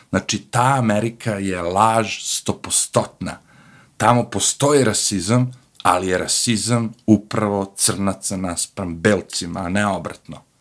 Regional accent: Serbia; now in United States; mi kao Srbi

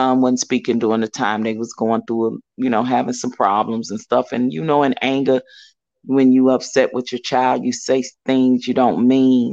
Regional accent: Chicago, Illinois, United States; I'm from Chicago, the South Side, but I hung out on the West Side a lot.

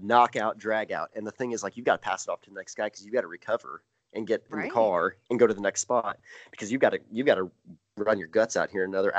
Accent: Brown County, Indiana, United States; my hometown park here, Brown County

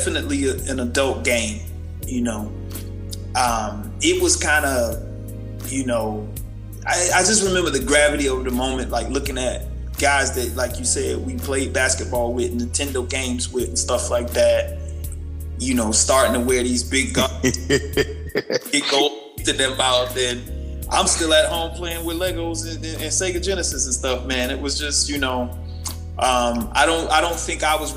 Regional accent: Sanford, Florida, United States; also born or lived in DMV (Washington, D.C. area); now in Washington, D.C. area, United States; I was from Sanford

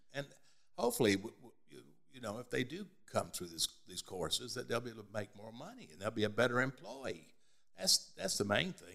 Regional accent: Birmingham, Alabama, United States; now in Columbia, United States; we were born here. We were raised in Birmingham, Alabama

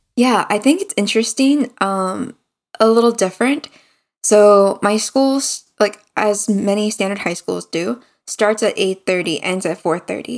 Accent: United States; moved away as an adult; now in South Korea; being an American

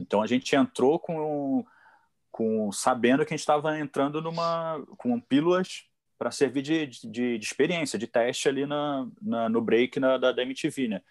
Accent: Petrópolis, Rio de Janeiro, Brazil; also born or lived in São Paulo; Eu sou o único que sou nascido no Rio de Janeiro e vim morar aqui na Serra, né? Subi a Serra para vir morar aqui. E com 10 anos de idade eu acabei conhecendo e, e é, vim ser vizinho do Fausto do Franco

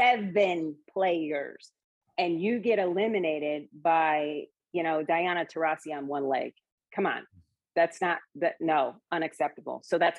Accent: Seattle, Washington, United States; I'm from the Seattle area

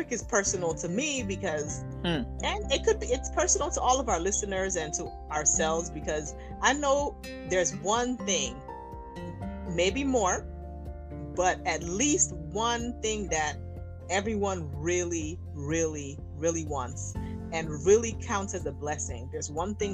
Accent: Nigeria; accent: Nigerian; my Nigerian accent

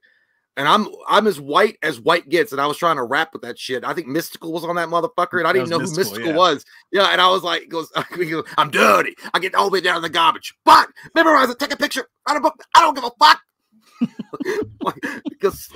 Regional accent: Appalachia, United States; We're from the Appalachians.

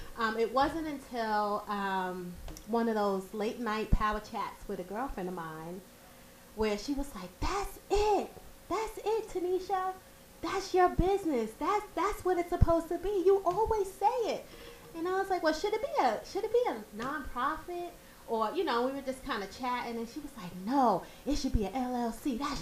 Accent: New York City, New York, United States; I'm from Brooklyn. What part? New York. Grew up in Prospect Heights.

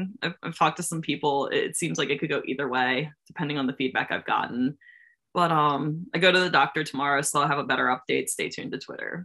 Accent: Maryland, United States; being from Maryland, like there's not a lot of wrestling here

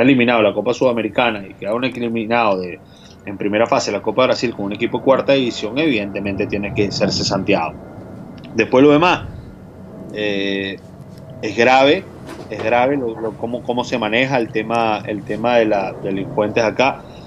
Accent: Venezuela; moved away; Trabajar en el fútbol fuera de Venezuela, siendo venezolano

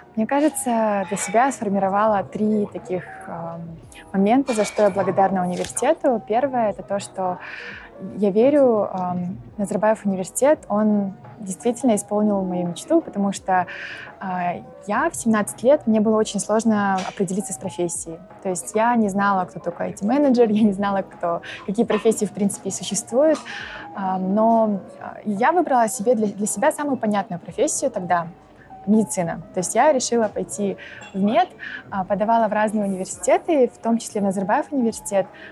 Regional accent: Shymkent, Turkistan Region, Kazakhstan; moved away as an adult; also born or lived in Astana; now in Warsaw, Poland; Я родилась в городе Шимкент и выросла там же, то есть я 17 лет а, проживала там

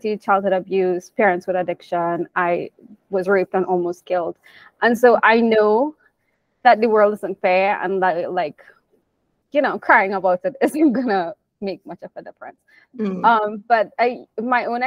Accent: Trinidad & Tobago; I'm from Trinidad

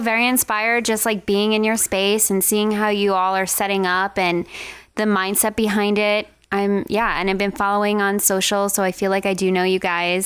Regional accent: Long Island, New York, United States; moved away as an adult; now in Las Vegas, United States; I'm from Long Island, New York

